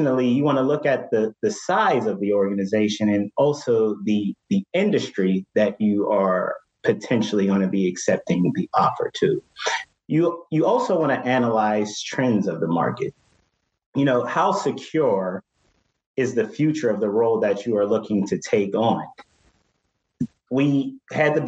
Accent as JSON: {"language": "English", "town": "Pittsburgh", "region": "Pennsylvania", "country": "United States", "moved": "yes", "said": "I'm originally from Pittsburgh"}